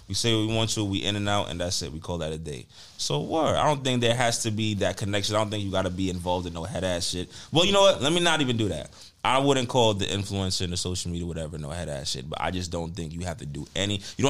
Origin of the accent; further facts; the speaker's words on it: New York City, New York, United States; I'm from the Bronx.